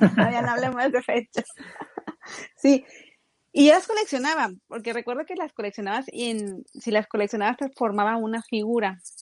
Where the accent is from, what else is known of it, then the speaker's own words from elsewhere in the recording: Mexico; now in Japan; uno como mexicano